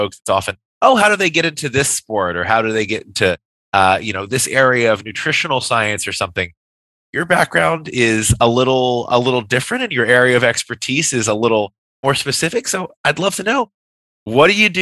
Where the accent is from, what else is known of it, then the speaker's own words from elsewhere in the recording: the South, United States; I'm a Southerner as well